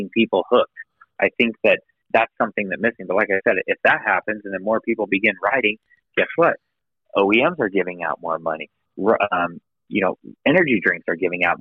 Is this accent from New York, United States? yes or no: no; Ohio, United States; now in Idaho, United States; I was born in Ohio